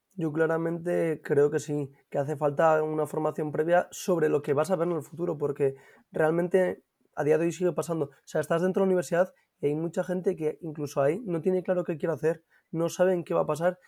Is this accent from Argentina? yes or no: no; Gijón, Asturias, Spain; yo soy de Gijón y nací en Cabuñes